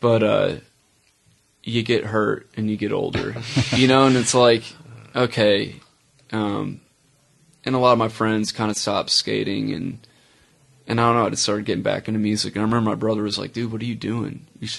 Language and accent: English; Chicago, Illinois, United States; moved away as an adult; now in Charlotte, United States; Born and raised in Chicago, Illinois, suburbs of Chicago. I'm not gonna say the city, although that would be cool. Moved to Charlotte about 11 years ago.